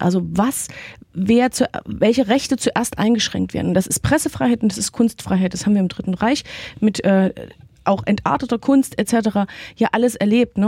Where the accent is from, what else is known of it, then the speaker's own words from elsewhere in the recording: Saxony, Germany; accent: Sächsisch; mir als geborene Sächsin